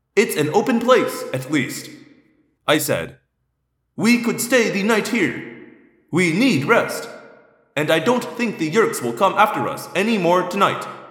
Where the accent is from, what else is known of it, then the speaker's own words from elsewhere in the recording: Indiana, United States; I grew up mostly in Indiana